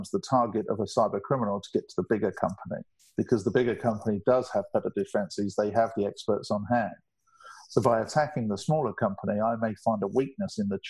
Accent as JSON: {"language": "English", "region": "England", "country": "United Kingdom", "said": "I'm English."}